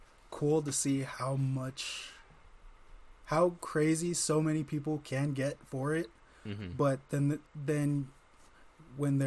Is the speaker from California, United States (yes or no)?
yes; Indio, California, United States; now in Clovis, United States; originally I'm from California, Indio, California, to be specific.